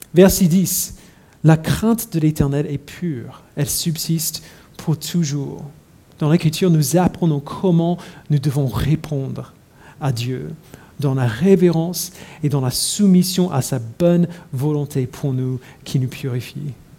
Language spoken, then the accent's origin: French; United States; now in Paris, France; je suis américain